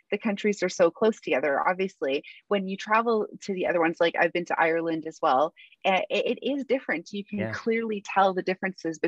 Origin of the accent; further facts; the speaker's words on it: Canada; moved away as an adult; now in England, United Kingdom; I'm from Canada.